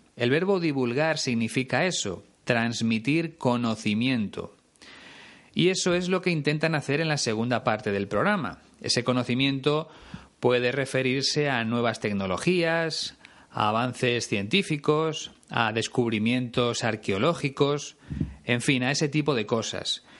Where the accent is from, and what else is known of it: Spain